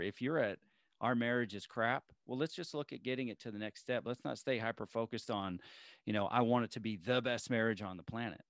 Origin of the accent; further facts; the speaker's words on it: Alabama, United States; moved away; I was born in Alabama